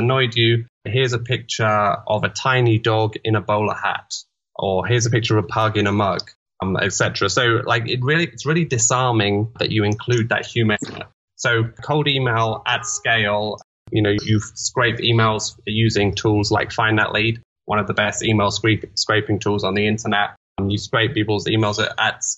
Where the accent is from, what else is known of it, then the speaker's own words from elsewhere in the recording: London, United Kingdom; I'm from London